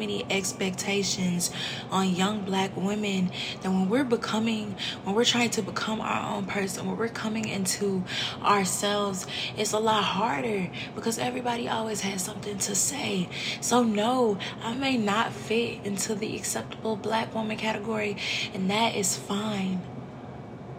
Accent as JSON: {"language": "English", "town": "St. Louis", "region": "Missouri", "country": "United States", "said": "I'm from St. Louis"}